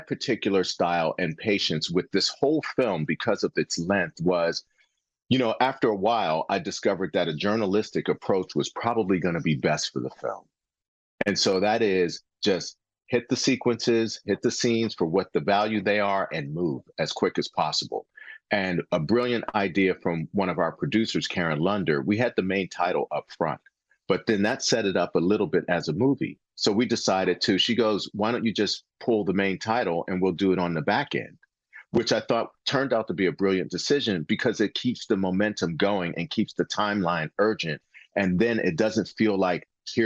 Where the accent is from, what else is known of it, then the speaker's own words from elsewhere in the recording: Western Pennsylvania, United States; I'm from Western Pennsylvania